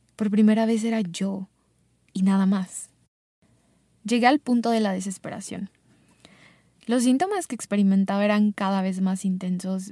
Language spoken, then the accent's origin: Spanish; Mexico; born or raised there; also born or lived in Chicago, United States